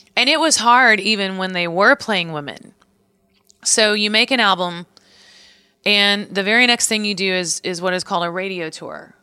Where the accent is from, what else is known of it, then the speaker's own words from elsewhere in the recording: Missouri, United States; moved away; also born or lived in Nashville, Tennessee; I grew up in Missouri, so I was always like Missouri Tigers fan